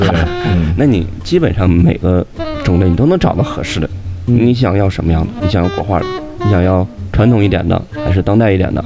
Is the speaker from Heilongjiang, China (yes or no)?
yes; Harbin, Heilongjiang, China; moved away; 我们当时是在老家，我老家在哈尔滨嘛